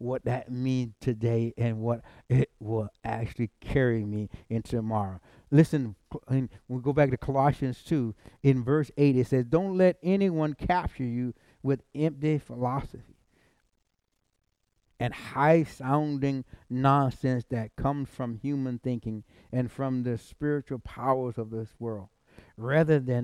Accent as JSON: {"language": "English", "region": "South Carolina", "country": "United States", "said": "I'm from South Carolina"}